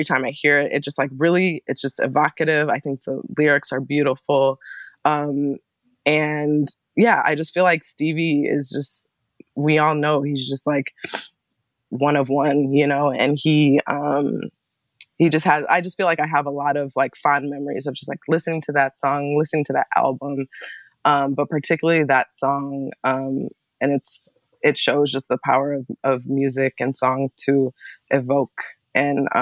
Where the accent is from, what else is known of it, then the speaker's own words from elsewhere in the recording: Ann Arbor, Michigan, United States; also born or lived in Berkeley, California; now in Bay Area, United States; I was, you know, born and raised in Ann Arbor